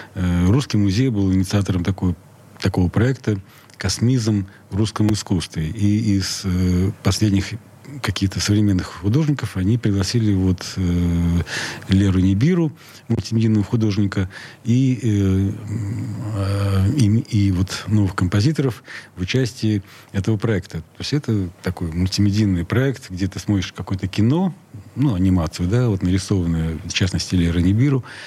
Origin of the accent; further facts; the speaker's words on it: Saint Petersburg, Russia; Я родился в Ленинграде. Да. Я местный